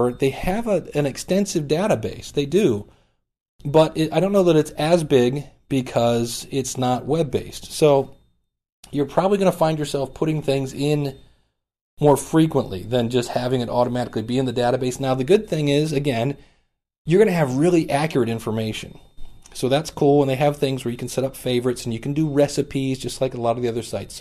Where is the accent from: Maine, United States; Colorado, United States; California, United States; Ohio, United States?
Ohio, United States; Cleveland; I'm actually from Cleveland, Ohio